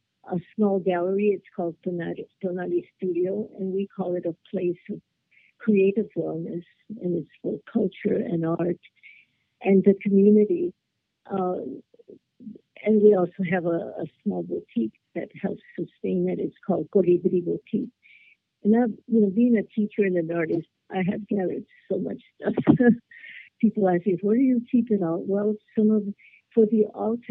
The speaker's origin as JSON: {"language": "English", "town": "Los Angeles", "region": "California", "country": "United States", "tie": "born or raised there", "said": "in my own neighborhood, of East LA. City Terrace is part of East"}